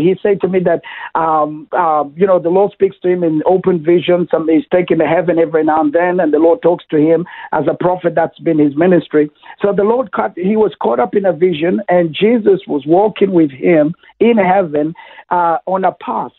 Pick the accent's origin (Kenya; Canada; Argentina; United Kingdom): Kenya; now in Toowoomba, Australia; I was born in Kenya, that's uh, East Africa